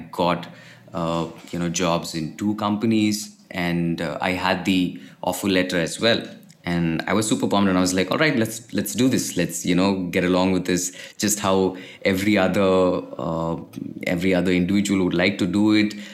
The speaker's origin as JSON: {"language": "English", "region": "Kerala", "country": "India", "said": "uh, I'm originally from Kerala, India."}